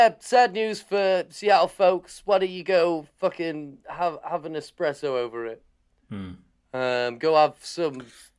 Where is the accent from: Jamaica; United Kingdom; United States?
United Kingdom; Harrogate, Yorkshire and the Humber; now in Leeds, United Kingdom; It was in my hometown of Harrogate. It used to be here in Leeds, where I live now.